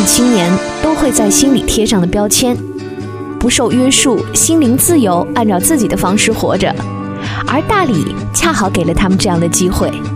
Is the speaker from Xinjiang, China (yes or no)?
yes; Xinjiang, China; moved away; 无论走到哪儿都改变不了我作为一个新疆人的口味儿